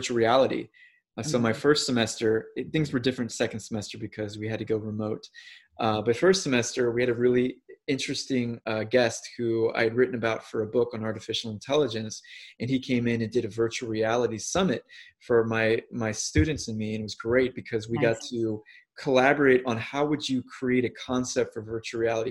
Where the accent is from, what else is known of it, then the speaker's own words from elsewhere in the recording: St. Louis, Missouri, United States; moved away as an adult; I'm from St. Louis, Missouri